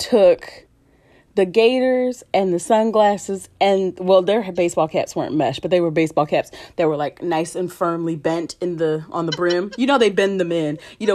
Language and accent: English; Philadelphia, Pennsylvania, United States; As a Philadelphian